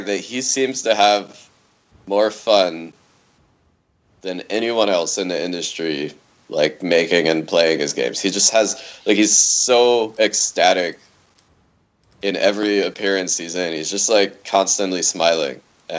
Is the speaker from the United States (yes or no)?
yes; North Carolina, United States; I grew up in North Carolina